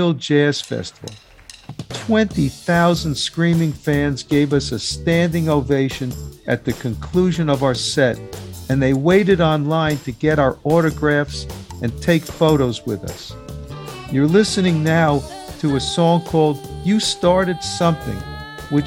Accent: New York City, New York, United States; I grew up in New York City listening to all the Spanish radio stations

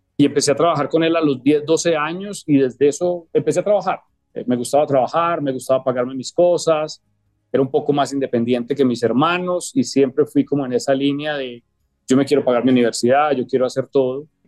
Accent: Medellín, Antioquia, Colombia; moved away as an adult; crecimos en Medellín

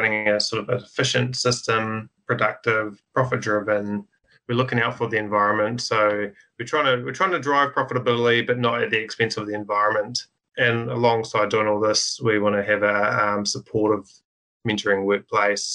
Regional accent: Rotorangi, Waikato, New Zealand; I grew up in Rotorangi myself

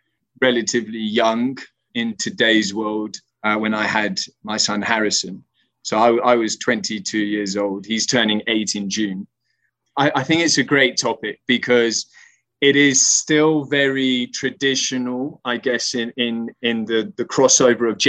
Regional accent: Spain; moved away; growing up in Spain

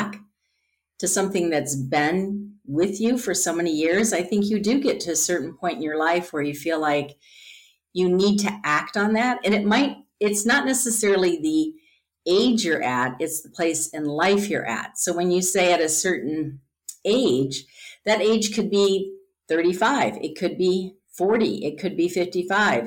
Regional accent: Midwest, United States; growing up in the Midwest

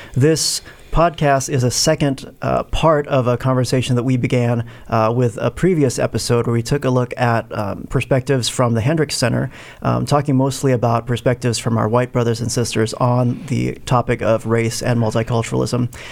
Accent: Philippines; moved away as an adult; also born or lived in Evanston, Illinois / Maryland / Southern California; I was born in Evanston, but I grew up in the Philippines

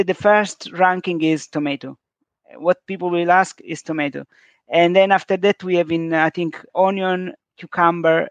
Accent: south of Sicily, Italy; English is a second language; moved away; also born or lived in London; As an immigrant from the south of Sicily

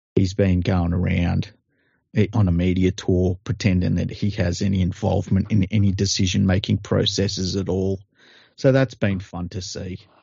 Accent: Australia; I'm from Australia

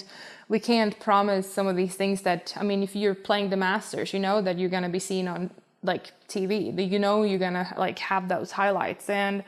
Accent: Sweden; I think, the distinction, like, the distinct seasons we have back home. Because when I was young, I put my clubs in the basement

